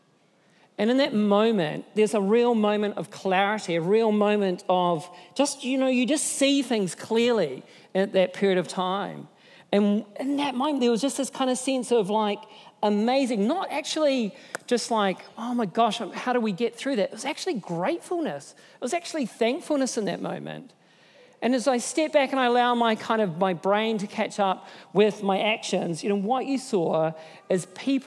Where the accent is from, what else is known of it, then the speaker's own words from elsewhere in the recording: Nelson, New Zealand; moved away; I'm from Nelson, and that's my hometown